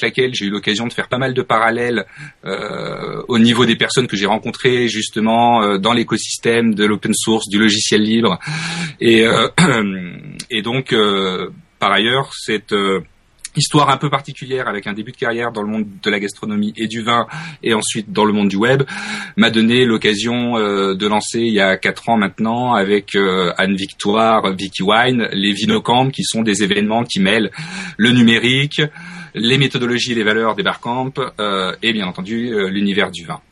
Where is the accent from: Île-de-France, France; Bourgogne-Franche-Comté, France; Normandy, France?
Bourgogne-Franche-Comté, France; Burgundy; en Bourgogne, qui est ma région d'origine.